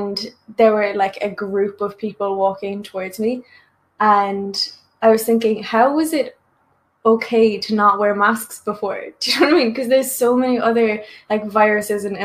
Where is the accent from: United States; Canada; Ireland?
Ireland; I'm Irish